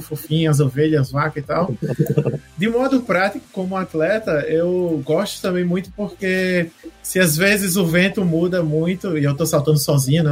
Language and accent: Portuguese; Northeast Region, Brazil; now in Ireland; eu venho de um lugar muito quente no Brasil, né, sou do Nordeste